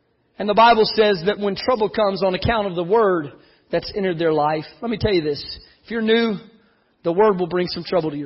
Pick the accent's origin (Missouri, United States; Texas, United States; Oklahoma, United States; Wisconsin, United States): Texas, United States; South; I grew up in South Texas